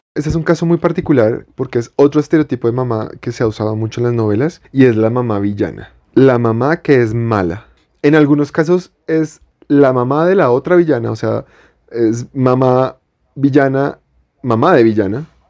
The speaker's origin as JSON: {"language": "Spanish", "region": "Bogotá", "country": "Colombia", "tie": "born or raised there", "said": "Yo soy Rolo de toda la vida. O sea, de que nací aquí y me he criado en Bogotá toda la vida"}